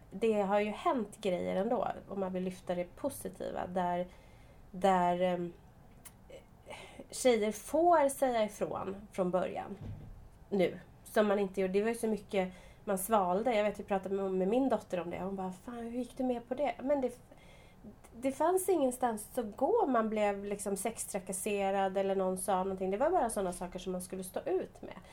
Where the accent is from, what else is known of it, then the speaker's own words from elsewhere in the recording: Sweden; Och där trodde jag att jag kom från Sverige och var frigjord.